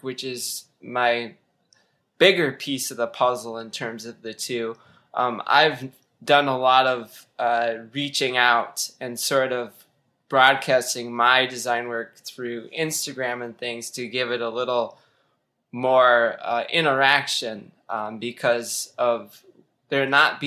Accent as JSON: {"language": "English", "region": "Michigan", "country": "United States", "also_born_or_lived": "Wisconsin", "moved": "as an adult", "said": "I recently moved to back home to Michigan"}